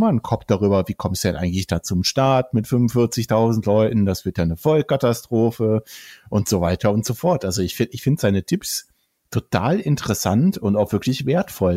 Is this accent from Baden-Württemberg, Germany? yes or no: no; Bonn area, North Rhine-Westphalia, Germany; moved away; es ist ja auch so ein bisschen weit unsere Heimat, ja. ne? zumindest äh, so da, wo wir geboren und aufgewachsen sind in der Gegend